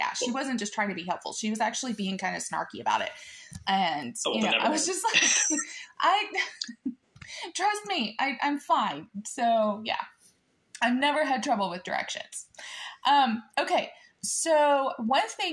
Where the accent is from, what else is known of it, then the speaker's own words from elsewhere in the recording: Illinois, United States; also born or lived in Arkansas; now in Oklahoma, United States; I was born in Illinois, lived in Arkansas for a little while, and now I live in Oklahoma